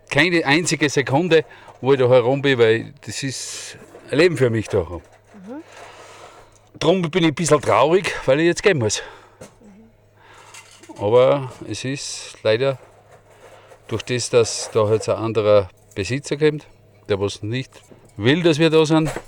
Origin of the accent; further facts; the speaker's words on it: Upper Austria, Austria; born there; Ich bin ein gebürtiger Oberösterreicher